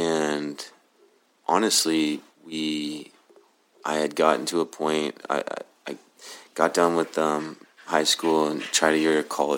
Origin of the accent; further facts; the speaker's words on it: Oklahoma City, Oklahoma, United States; moved away as an adult; also born or lived in Colorado; I was born and raised in Oklahoma City.